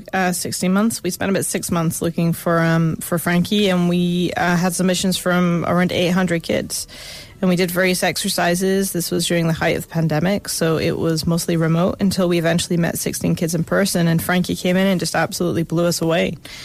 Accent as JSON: {"language": "English", "region": "Scotland", "country": "United Kingdom", "said": "my family don't believe that I'm Scottish anymore"}